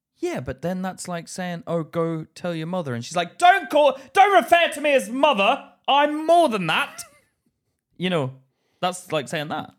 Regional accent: Belfast, Northern Ireland, United Kingdom; now in England; I grew up in Belfast

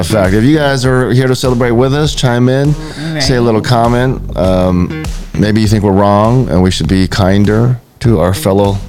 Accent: Hawaii, United States; we was born and raised in Hawaii

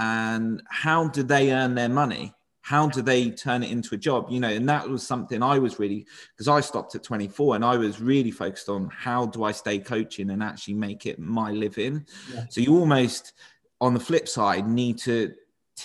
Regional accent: Portsmouth, South East England, United Kingdom; moved away as an adult; now in Surrey, United Kingdom; a lad from Portsmouth who doesn't speak, I live in Surrey now, which is quite posh. You know, and like my accent doesn't necessarily fit in.

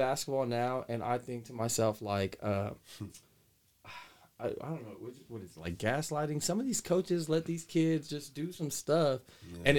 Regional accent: Woodland, California, United States; I grew up in Woodland

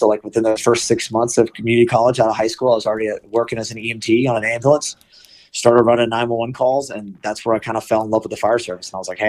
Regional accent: Norco, California, United States; also born or lived in Long Beach, California; I grew up in a town called, well, I was born in Long Beach and then grew up in a town called Norco. That's pretty much where I went to school and then I graduated from high school in 1990.

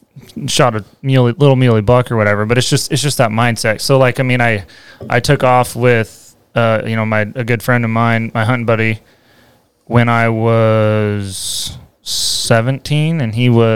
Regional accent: Eastern Washington, United States; moved away; I grew up actually in Eastern Washington, a little farming community

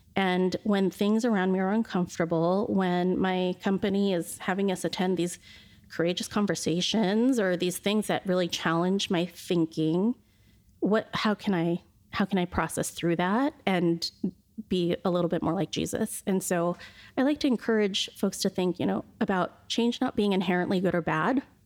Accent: Shoreline, Washington, United States; I grew up in Shoreline, which was a predominantly Caucasian community at the time

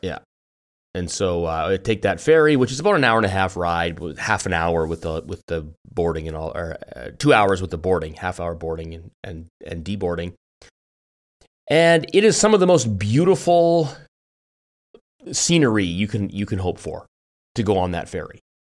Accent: Richmond, British Columbia, Canada; also born or lived in Victoria, British Columbia; I gr, I grew up in Vancouver, Richmond, near, n, n, near where you live now

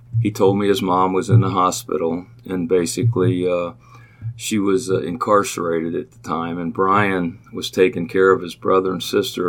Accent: Cincinnati, Ohio, United States; I was born and raised in Price Hill and went to Holy Family Church and school.

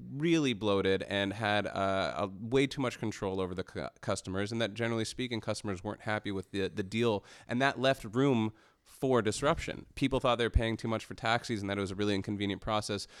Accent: Canada; as a Canadian and and being in the Canadian tech ecosystem

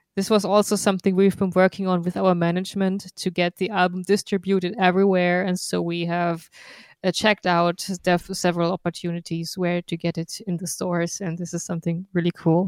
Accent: Darmstadt, Hesse, Germany; We are in my hometown, Darmstadt, in Goldene Krone

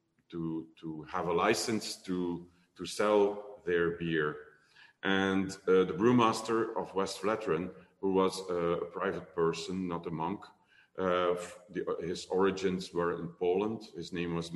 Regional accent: Limburg, Flanders, Belgium; English is a second language; I'm from Limburg, so I'm from the slow part of the country.

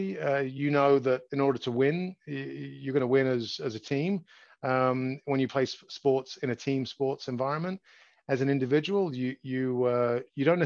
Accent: London, United Kingdom; moved away as an adult; now in United States; I grew up in London, England. I was born just outside of England, just outside of London.

